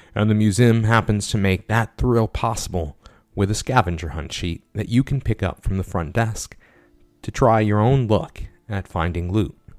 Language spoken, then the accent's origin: English; San Antonio, Texas, United States; also born or lived in Corpus Christi, Texas; we're from San Antonio, Texas